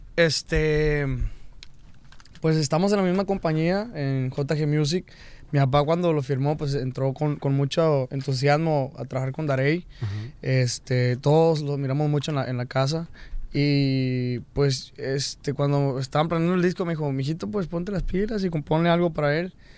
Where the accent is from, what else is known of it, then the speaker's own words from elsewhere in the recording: Mexico; cuando estoy aquí en Estados Unidos siento que porto mi bandera de México